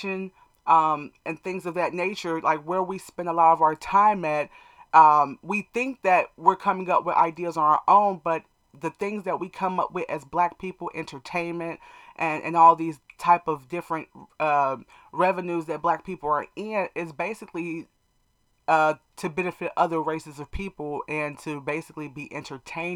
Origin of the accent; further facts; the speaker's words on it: United States; us as American black people